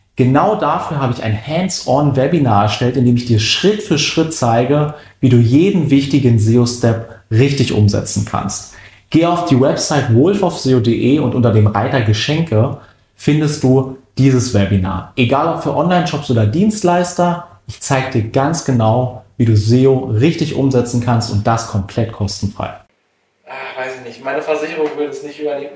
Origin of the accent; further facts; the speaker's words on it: Treuenbrietzen, Brandenburg, Germany; ich komme zum Beispiel aus Treuenbrietzen ursprünglich und äh, Treuenbrietzen ist eine Kleinstadt